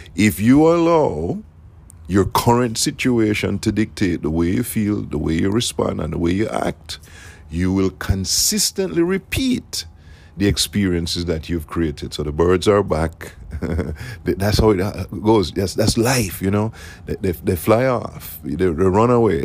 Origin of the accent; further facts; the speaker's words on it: Jamaica; now in South Florida, United States; I am from Jamaica